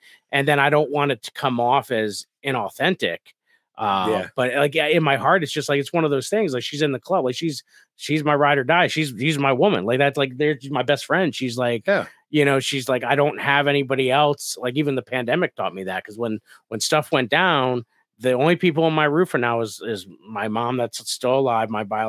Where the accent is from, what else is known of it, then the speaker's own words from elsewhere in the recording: Scranton, Pennsylvania, United States; Like for me, I grew up in Scranton, and so St. Paddy's Day